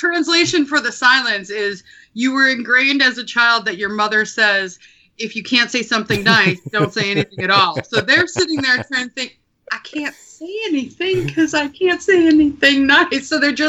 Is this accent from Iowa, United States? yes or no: yes; Iowa, United States; also born or lived in Minneapolis, Minnesota; now in New York, United States; I grew up in Iowa and then yes. I moved to Minneapolis, which is where I had my portrait studio there for 11 years and then moved out here to New York.